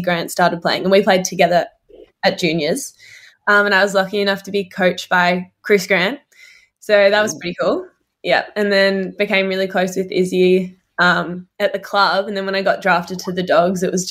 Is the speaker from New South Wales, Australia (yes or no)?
no; Melbourne, Victoria, Australia; I grew up right across the road from Whit Noble